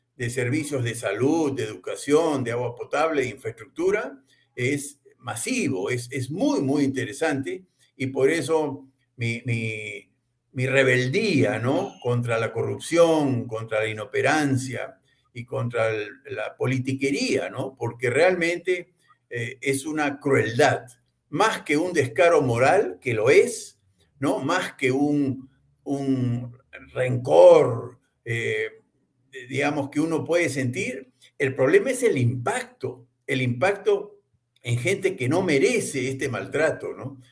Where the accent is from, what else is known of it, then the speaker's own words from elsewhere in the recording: Peru; como peruano